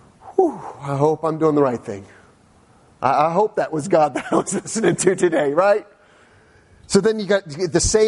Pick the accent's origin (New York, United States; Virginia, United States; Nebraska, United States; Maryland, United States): Virginia, United States; Northern; I've always lived in the Northern Virginia area